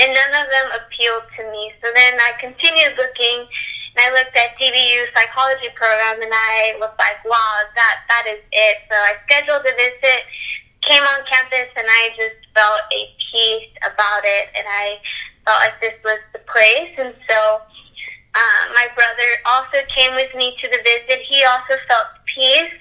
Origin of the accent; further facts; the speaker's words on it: Conroe, Texas, United States; also born or lived in Dallas; I am from Conroe, which is in North Houston.